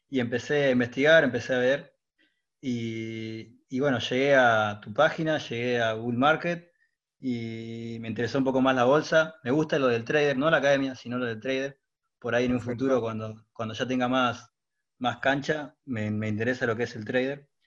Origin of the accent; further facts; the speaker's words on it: Punta Alta, Buenos Aires Province, Argentina; moved away as an adult; now in Mar del Plata, Argentina; Punta Alta, pero estoy trabajando en Mar Plata.